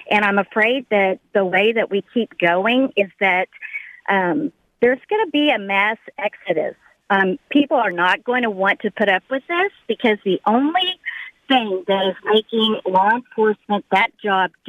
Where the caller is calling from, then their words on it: Missouri, United States; Hi, Sean. Thank you for taking my call. I'm actually from Missouri.